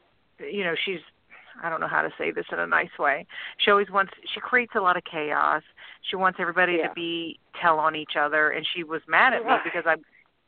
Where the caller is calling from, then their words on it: Louisiana, United States; Hi, Louisiana.